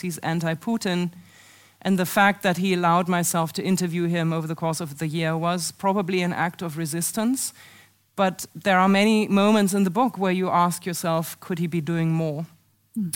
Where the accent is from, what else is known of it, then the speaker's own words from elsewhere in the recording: Germany; moved away as an adult; now in United States; a driving school that was for sale in my hometown in 1933